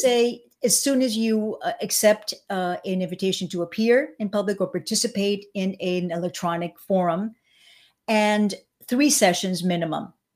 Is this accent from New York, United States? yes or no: yes; suburban New York, United States; also born or lived in Cuba; now in Miami, United States; I was born in Cuba. I came when I was seven and a half. I was really raised in, uh, suburban New York.